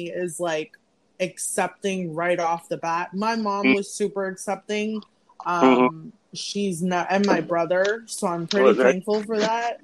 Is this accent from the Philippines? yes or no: no; Fort Lauderdale, Florida, United States; moved away as an adult; now in Brooklyn, United States; I'm originally from Fort Lauderdale, Florida, but I'm currently residing in Brooklyn, New York